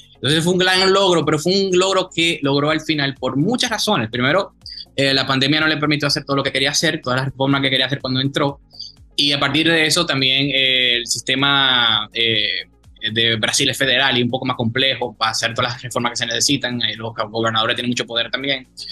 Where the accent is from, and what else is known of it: Dominican Republic